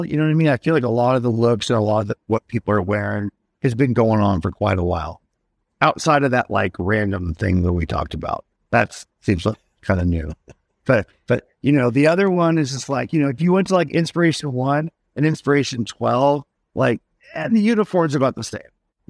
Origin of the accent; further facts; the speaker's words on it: Kentucky, United States; moved away; I grew up in Kentucky